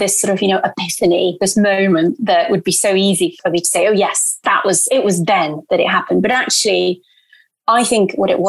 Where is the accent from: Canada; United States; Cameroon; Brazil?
Brazil; And I'm Brazilian. I grew up in Brazil.